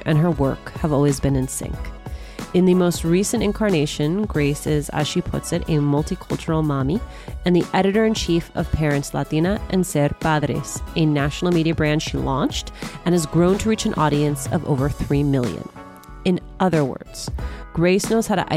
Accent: Union City, New Jersey, United States; growing up in Union City, New Jersey

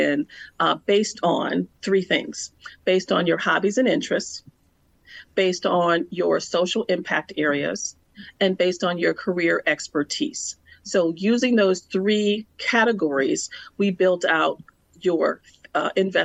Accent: Milwaukee, Wisconsin, United States; It was a public relations and marketing firm in my hometown of Milwaukee, Wisconsin

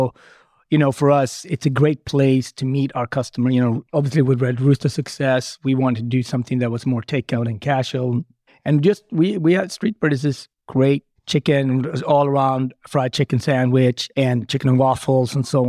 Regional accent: Sweden; also born or lived in Ethiopia; now in New York City, United States; I was born in the Horn of Africa in Ethiopia, grew up in Sweden, traveled and worked in Japan and Switzerland and France, live in Harlem, specifically New York City, right?

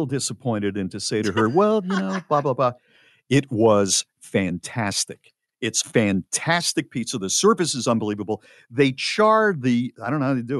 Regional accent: New Haven, Connecticut, United States; moved away; I am from New Haven, Connecticut originally

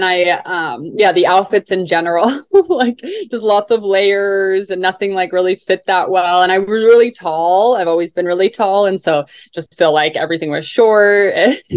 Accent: Utah, United States; also born or lived in Salt Lake City, Utah / Mount Pleasant, Utah; I was born in Salt Lake City, Utah

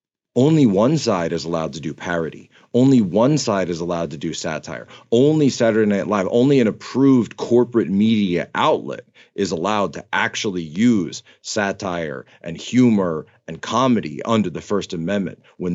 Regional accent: United States; Because I'm an American. And I thought that was the entire point.

